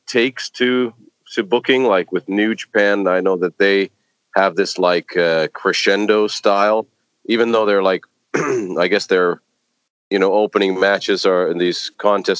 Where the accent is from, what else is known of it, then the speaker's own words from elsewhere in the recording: Toronto, Ontario, Canada; moved away; my hometown of Toronto.